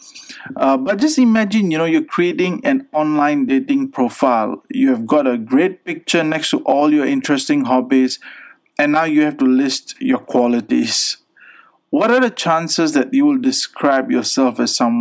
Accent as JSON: {"language": "English", "country": "Pakistan", "said": "being a Pakistani"}